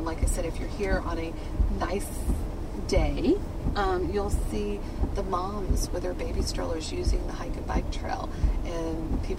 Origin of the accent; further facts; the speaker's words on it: Houston, Texas, United States; also born or lived in Corpus Christi, Texas; I'm originally from North Side, and I think one of the things that I left to go to college and lived in Corpus